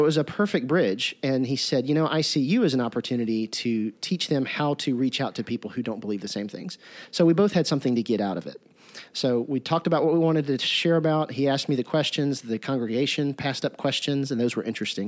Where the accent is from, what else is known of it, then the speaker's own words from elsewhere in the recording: Jackson, Mississippi, United States; I'm from Jackson, Mississippi